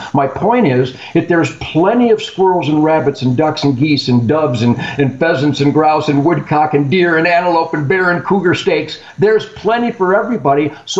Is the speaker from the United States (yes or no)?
yes; Michigan, United States; I come from Michigan, once the number one hunting state in the world, and you've seen what has happened to it.